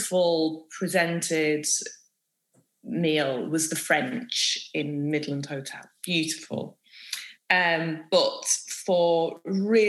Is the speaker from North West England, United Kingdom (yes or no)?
yes; Manchester, North West England, United Kingdom; I grew up in North Manchester and the local park to me was a park called Boggart Hole Clough